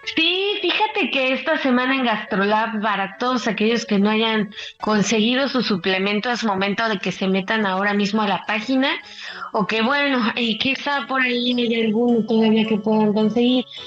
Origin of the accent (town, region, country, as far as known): Mexico